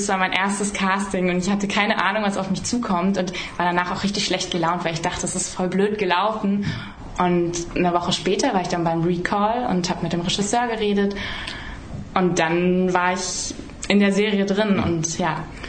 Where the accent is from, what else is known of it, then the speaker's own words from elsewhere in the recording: Emmendingen, Baden-Württemberg, Germany; also born or lived in Emden; ich bin in Emden geboren und dann sind wir in ein Dorf gezogen, das äh, in Windenreute